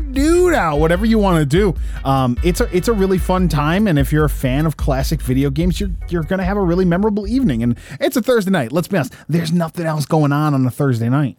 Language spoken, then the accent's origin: English; Detroit, Michigan, United States; we're from Detroit